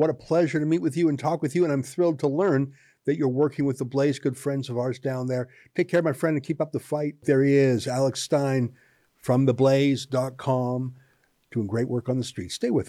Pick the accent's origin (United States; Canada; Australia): Canada; I'm a Canadian and I'm a former lawyer